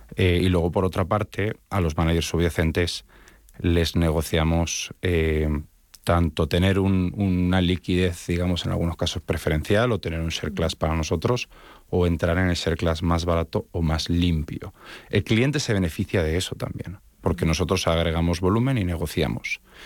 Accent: Spain; now in Miami, United States; realmente soy de origen español, mi acento me delata.

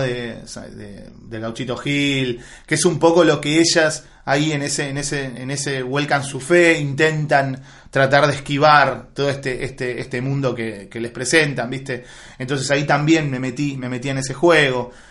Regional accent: Asunción, Paraguay; now in Argentina; mis papás son argentinos, pero mi papá trabajó muchos años en Paraguay y yo nací en Asunción de Paraguay.

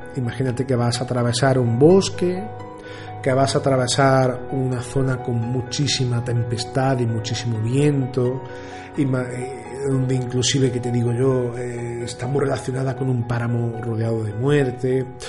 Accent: Andalusia, Spain; como decimos aquí en Andalucía, grito pelado

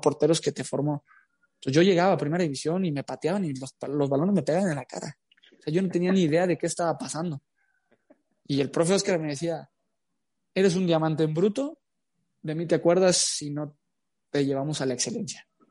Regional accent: Tepatitlán de Morelos, Jalisco, Mexico; moved away as an adult; now in Querétaro, Mexico; nací en Tepatitlán de Morelos, Jalisco

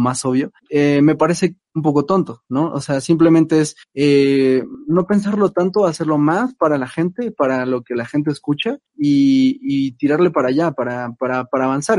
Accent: Mexico; no me excluye de ser mexicano

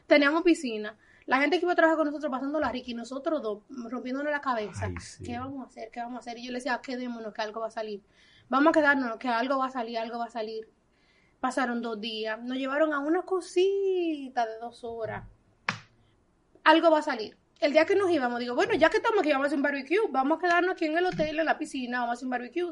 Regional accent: Dominican Republic; moved away; no nací aquí, pero soy dominicana de pura cepa. Yo llegué a este país a los 20 días de nacida

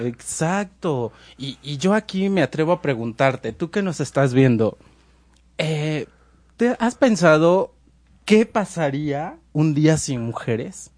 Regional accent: Mexico

